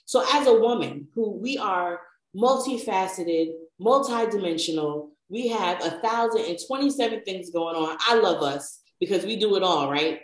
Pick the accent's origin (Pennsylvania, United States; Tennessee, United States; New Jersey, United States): New Jersey, United States; I'm from New Jersey. And there used to be a main little street in our town